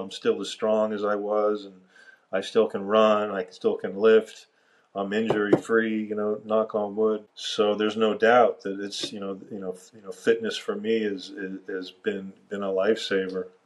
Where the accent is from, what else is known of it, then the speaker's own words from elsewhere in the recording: Miami, Florida, United States; I grew up in Miami